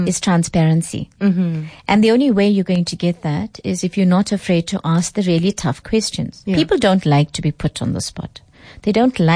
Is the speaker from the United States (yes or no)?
no; Umzinto, KwaZulu-Natal, South Africa; Growing up in Umzinto was fantastic for me, because at small town mentality, we didn't even have traffic lights